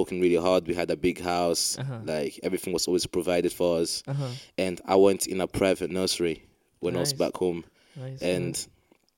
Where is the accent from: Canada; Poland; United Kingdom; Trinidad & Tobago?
United Kingdom; Scotland; also born or lived in Democratic Republic of the Congo / Margate; I was born in the Democratic Republic of Congo, but I've moved in Scotland when I was 6 years old.